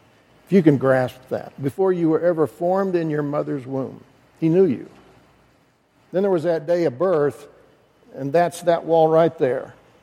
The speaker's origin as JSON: {"language": "English", "region": "Idaho", "country": "United States", "tie": "born or raised there", "also_born_or_lived": "Chicago", "moved": "as an adult", "said": "I grew up in Idaho, spent my whole life there. I met my beautiful wife at the College of Southern Idaho"}